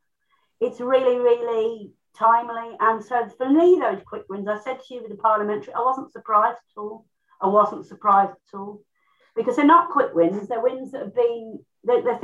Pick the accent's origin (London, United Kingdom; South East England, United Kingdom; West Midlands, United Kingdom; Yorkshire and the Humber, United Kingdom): West Midlands, United Kingdom; Birmingham; I'm from Birmingham